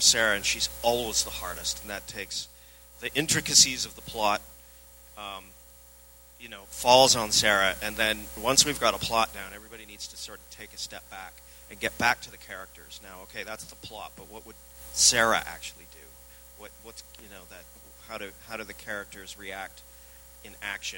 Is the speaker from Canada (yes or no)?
yes; Vancouver, British Columbia, Canada; I'm from Vancouver